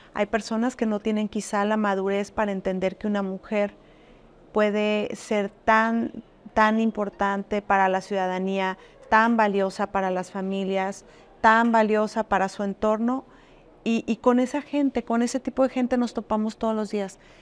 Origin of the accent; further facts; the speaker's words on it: Arandas, Jalisco, Mexico; moved away as an adult; now in Puerto Vallarta, Mexico; yo soy de Arandas en Jalisco. Soy jalisciense, como bien lo dices, pero ya tengo 20 años en este